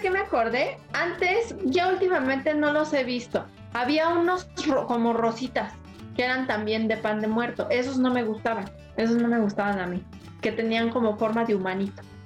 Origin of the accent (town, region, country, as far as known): Mexico